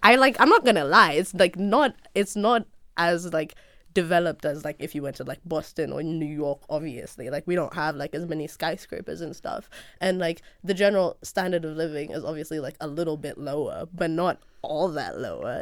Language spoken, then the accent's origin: English; Nairobi, Kenya; moved away as an adult; Kenyan, born and raised. I was born in Kenya, grew up there, my entire life